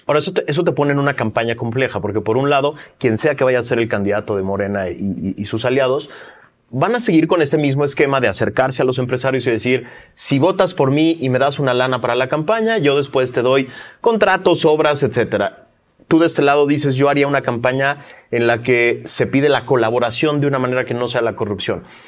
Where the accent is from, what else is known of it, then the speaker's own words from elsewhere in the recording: Mexico City, Mexico; yo ya me había acostumbrado como chilango